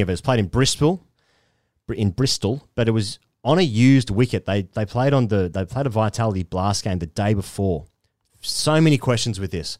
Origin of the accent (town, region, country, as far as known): Australia